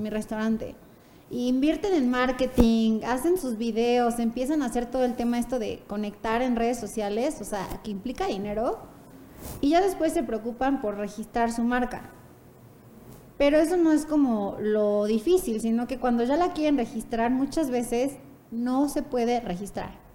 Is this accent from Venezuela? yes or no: no; Puebla, Mexico; moved away; also born or lived in Santa Fe, Mexico City; nací y crecí en Puebla, estudié en Puebla